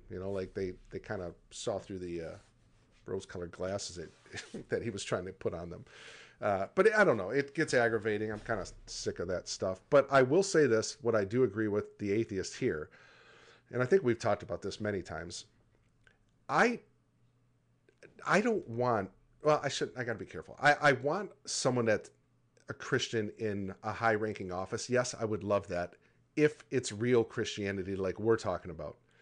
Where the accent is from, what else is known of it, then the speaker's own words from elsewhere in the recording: Michigan, United States; growing up in Michigan